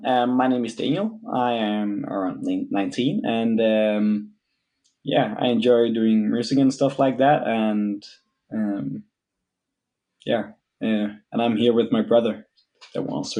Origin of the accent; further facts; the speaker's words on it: Denmark; But if you ask me, I am 100% Danish because, you know, you're born in Denmark. But my mother is Brazilian. So with the Brazilian background, I am what you would call in Denmark a half Dane